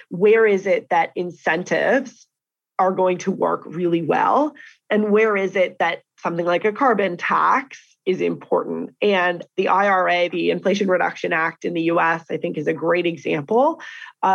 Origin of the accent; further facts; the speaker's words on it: Canada; as a Canadian